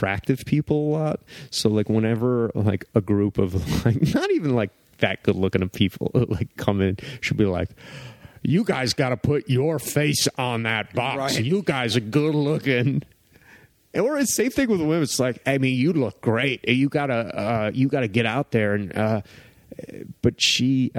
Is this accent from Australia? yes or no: no; East Coast, United States; I'm from the East Coast